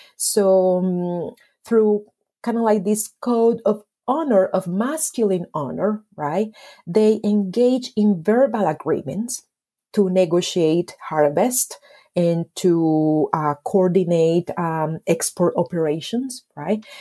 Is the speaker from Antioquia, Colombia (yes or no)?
yes; Medellín, Antioquia, Colombia; I was born and raised in Medellin